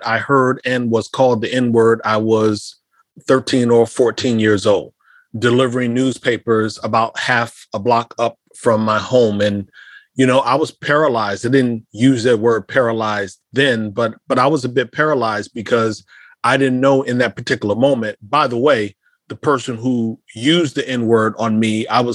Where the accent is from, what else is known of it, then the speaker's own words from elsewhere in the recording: Davenport, Iowa, United States; moved away as an adult; growing up in Davenport, Iowa